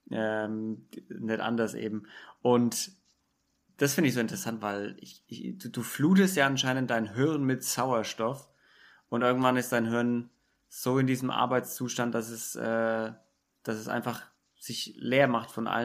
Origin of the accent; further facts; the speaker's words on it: Bavaria, Germany; ich bin aus Bayern, ich kenne es heuer.